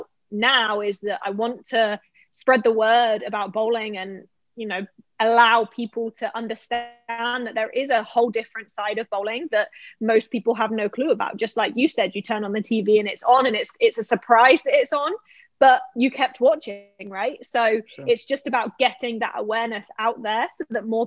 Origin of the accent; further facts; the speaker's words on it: Bournemouth, South West England, United Kingdom; moved away as an adult; also born or lived in Lake Wales, Florida / Savannah, Georgia; now in Florida, United States; I was born and raised in Bournemouth, England, which is on the south coast of the UK.